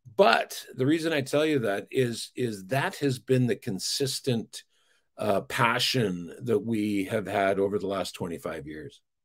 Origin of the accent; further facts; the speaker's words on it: Burnaby, British Columbia, Canada; I'm a kid from Burnaby, British Columbia